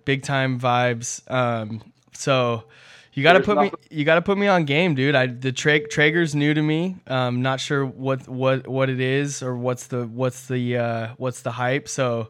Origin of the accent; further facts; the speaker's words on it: Southern California, United States; growing up in Southern California, spending a lot of time at the beach, a lot of time at the pool